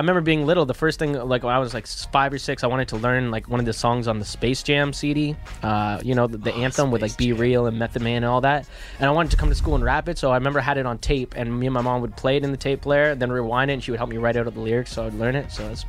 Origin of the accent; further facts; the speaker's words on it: Pickering, Ontario, Canada; also born or lived in India / Scarborough; I came here, grew up mostly Pickering, Scarborough.